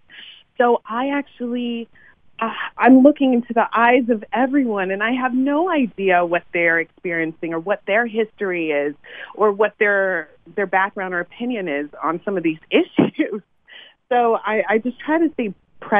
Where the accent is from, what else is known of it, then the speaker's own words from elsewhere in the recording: Cincinnati, Ohio, United States; I'm from Cincinnati, Ohio